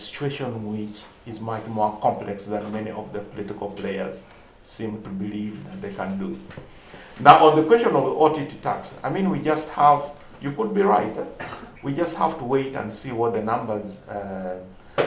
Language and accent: English; Eastern Region, Uganda; I come from Eastern Uganda